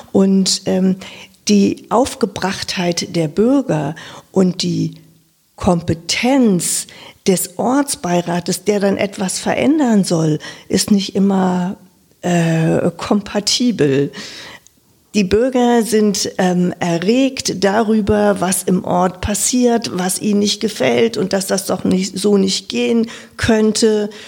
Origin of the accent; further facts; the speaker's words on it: Lower Saxony, Germany; now in Wiesbaden, Germany; wie man vielleicht auch an meiner Sprache schon hört, ich bin aus Niedersachsen, aus dem Norden dieser Republik, bin in einem 5000 Seelendorf ähm, aufgewachsen als viertes Kind